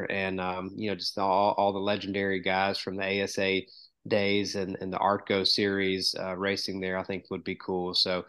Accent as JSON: {"language": "English", "region": "Georgia", "country": "United States", "tie": "born or raised there", "said": "I grew up in the South"}